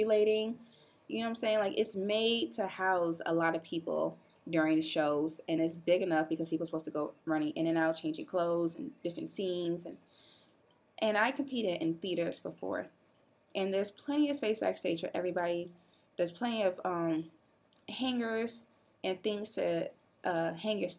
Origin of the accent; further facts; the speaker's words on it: Illinois, United States; I'm from Illinois.